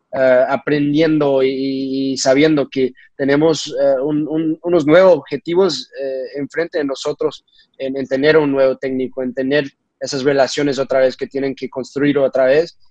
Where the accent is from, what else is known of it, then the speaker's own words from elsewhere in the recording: United States; also born or lived in Portugal; now in Cincinnati, United States; siendo mexicano, creciendo, bueno, México-americanos, creciendo en, un lugar